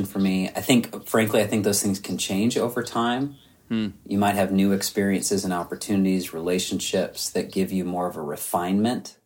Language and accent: English; Southern California, United States; I'm from Southern California